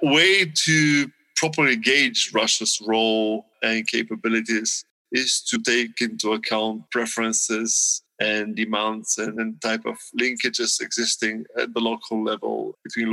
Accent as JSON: {"language": "English", "country": "Bulgaria", "said": "I come from Bulgaria"}